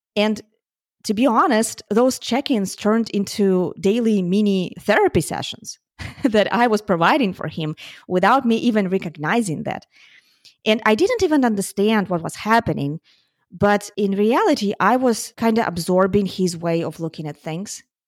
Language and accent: English; Ukraine; moved away; I'm from Ukraine, and my family is still in Ukraine